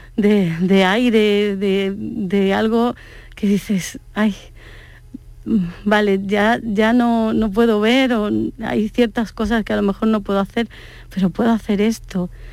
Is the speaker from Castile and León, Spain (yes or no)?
no; Málaga, Andalusia, Spain; also born or lived in Córdoba; soy de Córdoba, pero me vine con cinco años a Málaga y viví en el palo con mis abuelos